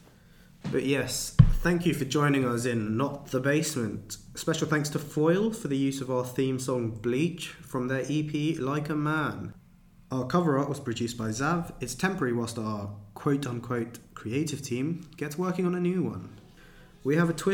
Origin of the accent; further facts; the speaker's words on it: United Kingdom; We're British